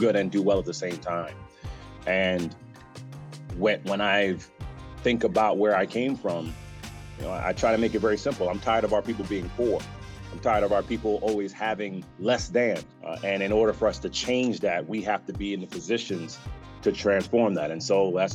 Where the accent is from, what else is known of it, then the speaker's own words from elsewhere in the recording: New York City, New York, United States; I'm a kid from the Bronx, New York